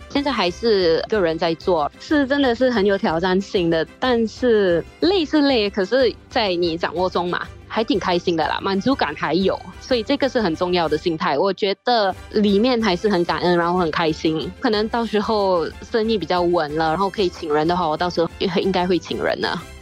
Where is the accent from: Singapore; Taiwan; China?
Singapore; 我们新加坡人都最爱的就是吃